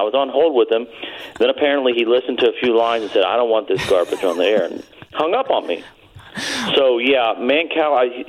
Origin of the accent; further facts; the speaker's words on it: Kentucky, United States; I grew up in Kentucky watching a lot of WGN.